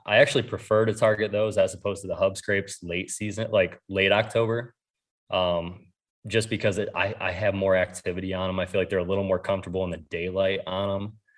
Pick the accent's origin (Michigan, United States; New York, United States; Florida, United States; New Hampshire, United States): New York, United States; now in Ohio, United States; I grew up in New York